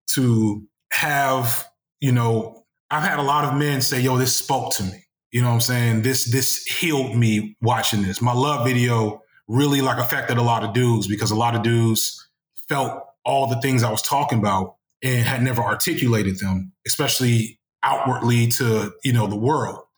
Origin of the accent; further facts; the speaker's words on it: Chicago, Illinois, United States; I'm from Chicago